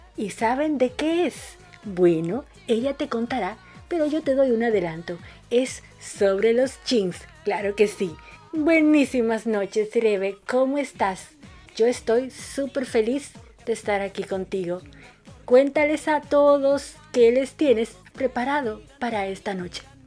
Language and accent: Spanish; Dominican Republic; now in Buenos Aires, Argentina; mi país